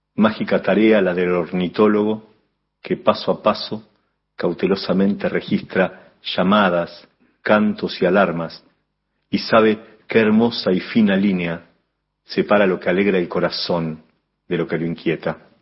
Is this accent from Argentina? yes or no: yes; Necochea, Buenos Aires Province, Argentina; also born or lived in La Plata, Argentina; now in Buenos Aires, Argentina; nací en Necochea en 1969